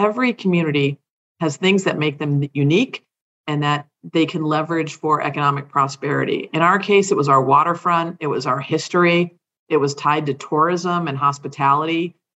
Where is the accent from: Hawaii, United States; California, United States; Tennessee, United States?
Hawaii, United States; born there; I'm a Navy brat. You know, I was born in Hawaii. My mom is from Trinidad. My dad was from Massachusetts, but we never really spent any great deal of time living there because we were always deployed.